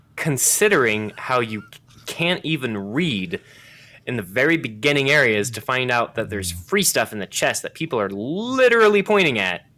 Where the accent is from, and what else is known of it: United States